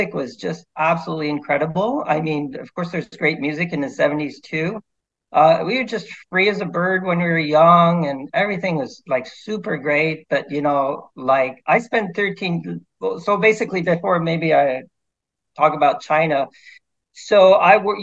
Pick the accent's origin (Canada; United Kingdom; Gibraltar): Canada; Quebec; I'm your typical Canadian. I was born and raised here in Quebec.